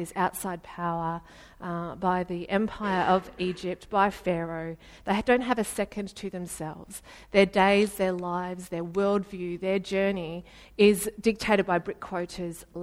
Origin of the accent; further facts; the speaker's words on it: Ballarat, Victoria, Australia; I'm from Ballarat.